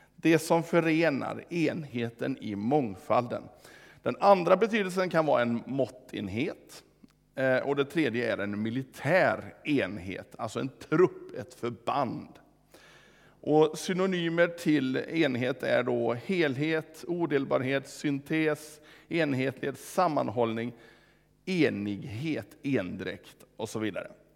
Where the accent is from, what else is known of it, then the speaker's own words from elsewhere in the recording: Vårgårda, Västra Götaland, Sweden; hemma i Vårgårda